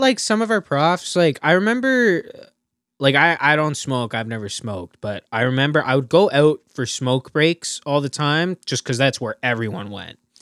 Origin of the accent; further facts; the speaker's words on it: Burlington, Ontario, Canada; I'm from Burlington, right? Burlington's got, like, more L C B Os than they know what to do with.